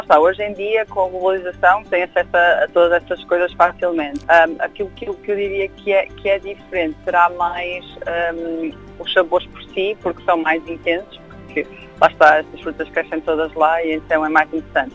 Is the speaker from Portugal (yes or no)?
yes; Portugal; moved away as an adult; now in London, United Kingdom; saí de Portugal, mal acabei o curso